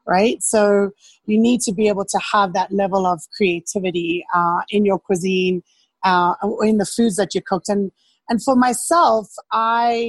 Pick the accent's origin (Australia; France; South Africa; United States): South Africa; Cape Town, Western Cape; moved away as an adult; I grew up in Cape Town in South Africa